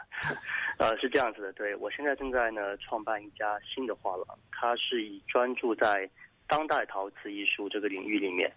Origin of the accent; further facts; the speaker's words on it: Jingdezhen, Jiangxi, China; moved away; 我是出生在景德镇